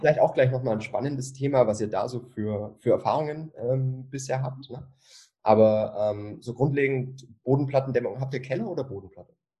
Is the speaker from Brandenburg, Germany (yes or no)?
no; Bavaria, Germany; bei uns in Bayern